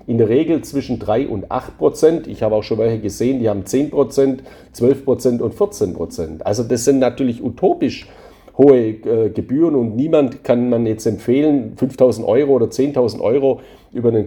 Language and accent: German; Spain; Gleiches gilt natürlich für meine Heimat Spanien auch. Auch da befinde ich mich in der Europäischen Union, aber da ist für mich eben das Wichtigste die Lebensqualität.